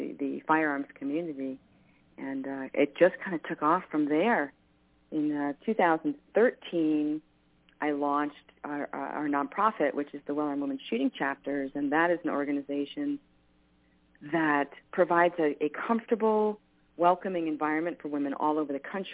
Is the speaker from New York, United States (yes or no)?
yes; New York, United States; moved away; I grew up in New York, and guns were not a part of my world at all